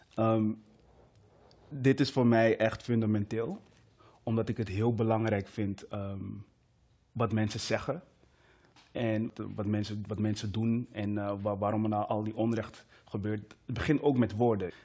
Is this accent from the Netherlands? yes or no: yes; Amsterdam, North Holland, Netherlands; also born or lived in Meppel; ben opgegroeid in Amsterdam